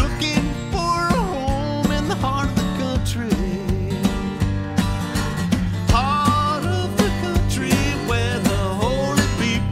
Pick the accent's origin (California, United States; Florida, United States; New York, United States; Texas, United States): California, United States; San Jose; I grew up in San Jose, Silicon Valley